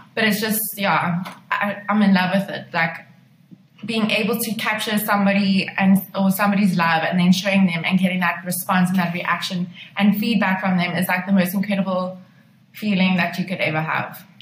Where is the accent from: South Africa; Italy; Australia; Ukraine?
South Africa; Pretoria, Gauteng; moved away as an adult; now in Cape Town, South Africa; I decided that I was going to move to Cape Town because I'm originally from Pretoria